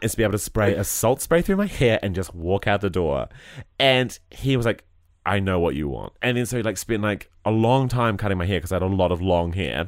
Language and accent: English; Christchurch, Canterbury, New Zealand; growing up in Christchurch